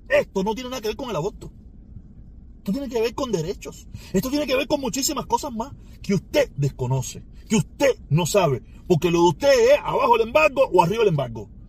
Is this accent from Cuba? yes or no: yes; Cuba; now in United States; No somos los cubanos, que somos dos millones.